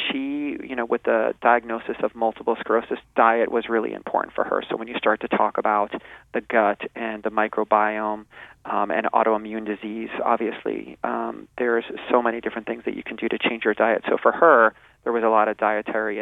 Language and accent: English; New Jersey, United States; moved away as an adult; also born or lived in Arizona; now in California, United States; I'm a transplant from New Jersey, and I grew up in New Jersey